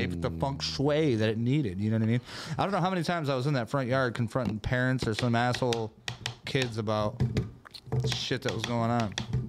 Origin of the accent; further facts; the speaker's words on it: Vandercook Lake, Michigan, United States; my house I grew up in Vandercook Lake, Michigan. And it's the smallest house on the block. It used to be a two-car garage that they converted into a house.